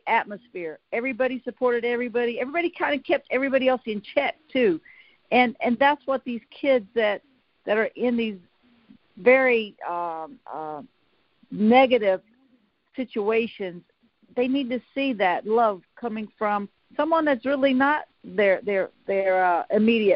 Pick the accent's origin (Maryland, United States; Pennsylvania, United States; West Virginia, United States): West Virginia, United States; southern; I am truly the coal miner's daughter from a very small town of about 500 people in southern West Virginia, a coal mining town.